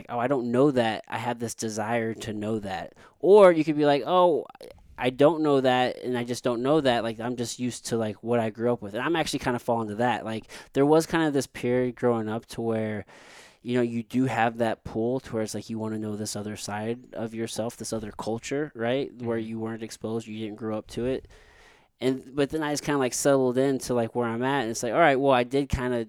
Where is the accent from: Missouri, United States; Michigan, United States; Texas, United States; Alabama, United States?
Missouri, United States; Potosi; also born or lived in San Antonio; now in St. Louis, United States; I'm mixed race, like, I'm black and I'm white. However, I was mostly raised, like, I'm from Missouri, like, backwoods, like, a very small rural town, Potosi, like, where I grew up. Very few black people, mostly white people